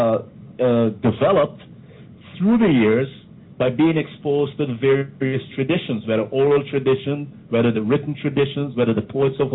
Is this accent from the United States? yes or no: no; Guyana; I remember some of the poems that we learned there growing up in Guyana